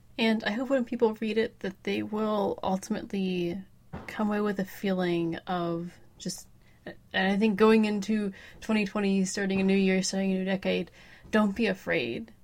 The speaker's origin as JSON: {"language": "English", "town": "Pittsburgh", "region": "Pennsylvania", "country": "United States", "tie": "born or raised there", "said": "from the Pittsburgh, Pennsylvania area, lived here my whole life"}